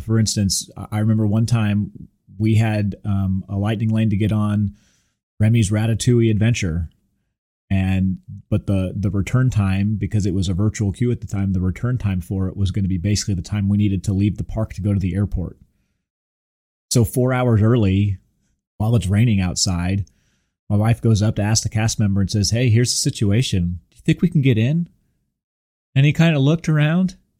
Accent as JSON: {"language": "English", "region": "Southern California", "country": "United States", "tie": "born or raised there", "moved": "yes", "lives_now": "Houston, United States", "said": "I grew up in Southern California, going to Disneyland from a very, very young age."}